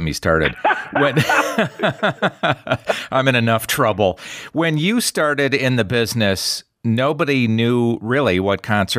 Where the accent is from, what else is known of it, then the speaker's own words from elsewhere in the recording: Racine, Wisconsin, United States; now in Las Vegas, United States; Originally, I'm from Racine, Wisconsin